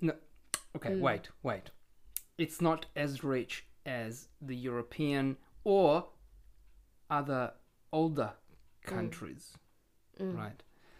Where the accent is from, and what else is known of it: Italy